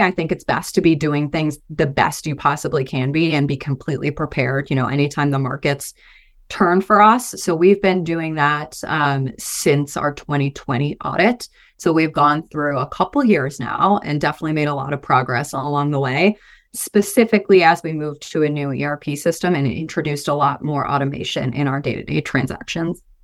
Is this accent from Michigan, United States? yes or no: yes; Michigan, United States; moved away as an adult; now in Boise, United States; I'm originally from Michigan, moved out to Boise, um, in twenty eighteen, twenty nineteen